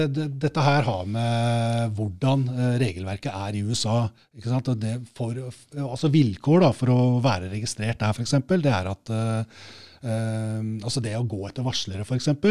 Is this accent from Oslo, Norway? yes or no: yes; Oslo, Norway; jeg vokste opp på Skullerud